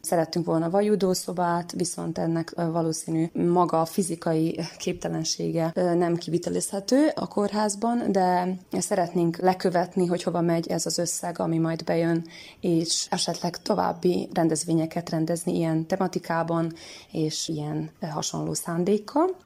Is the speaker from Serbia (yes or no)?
yes; Senta, Vojvodina, Serbia; zentai születésű vagyok